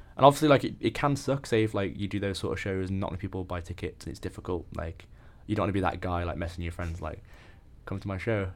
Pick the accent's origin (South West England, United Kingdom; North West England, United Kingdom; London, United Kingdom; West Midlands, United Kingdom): West Midlands, United Kingdom; Birmingham; moved away as an adult; now in Leeds, United Kingdom; I'm from the Midlands.